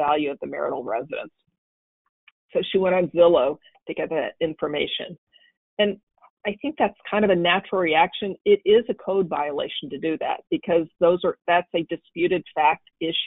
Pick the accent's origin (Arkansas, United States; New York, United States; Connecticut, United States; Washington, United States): Arkansas, United States; Arkansas, which is my home state